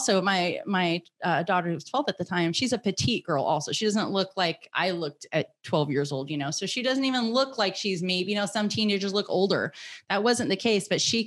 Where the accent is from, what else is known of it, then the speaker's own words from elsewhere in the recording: United States; I am an American citizen. I am a free American woman